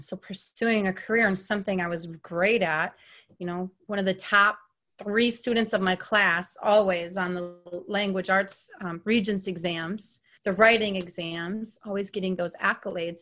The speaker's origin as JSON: {"language": "English", "region": "New York", "country": "United States", "tie": "born or raised there", "moved": "yes", "said": "where I grew up in New York, all white"}